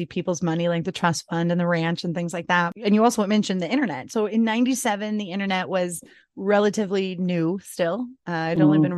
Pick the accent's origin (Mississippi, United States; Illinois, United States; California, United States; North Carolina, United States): California, United States; San Diego; I'm from San Diego, born and raised